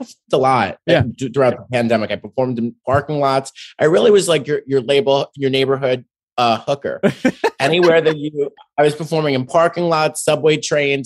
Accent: New York City, New York, United States; I'm from Staten Island

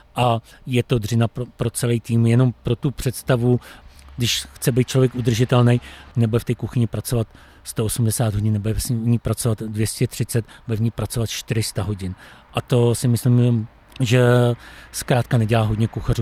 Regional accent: Czechia; jsem Čech

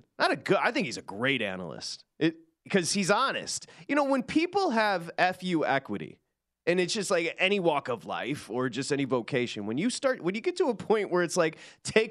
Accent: Michigan, United States; Growing up in Michigan

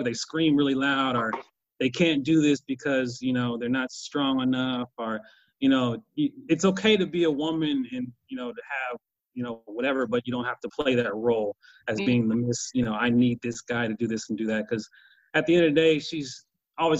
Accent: Kansas, United States; I'm from Kansas

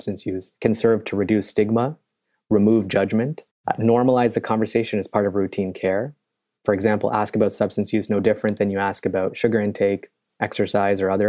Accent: Canada; moved away as an adult; also born or lived in Chicago / New York; I am originally Canadian. And I came to Chicago many years ago

